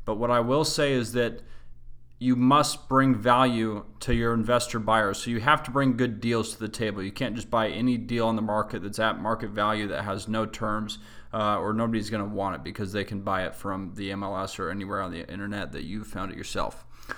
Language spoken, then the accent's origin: English; Salt Lake City, Utah, United States; I grew up in Salt Lake City, Utah. We used a website called KSL.